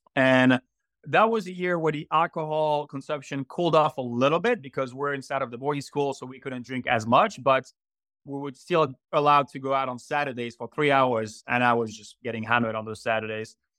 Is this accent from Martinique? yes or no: yes; Martinique; accent: French; English is a second language; moved away as an adult; also born or lived in Florida / France; now in Greer, United States; I was raised in Martinique until the age of 19.